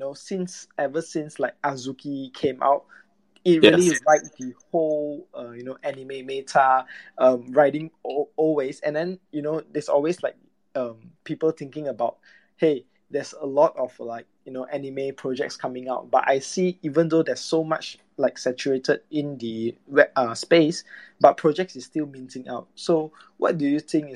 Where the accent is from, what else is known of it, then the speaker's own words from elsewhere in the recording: Malaysia; I'm from Malaysia